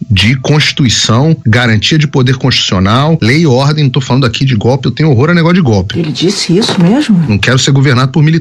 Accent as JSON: {"language": "Portuguese", "region": "Rio de Janeiro", "country": "Brazil", "said": "Isso aí, pô, fevereiro eu sou carioca, vambora, galera."}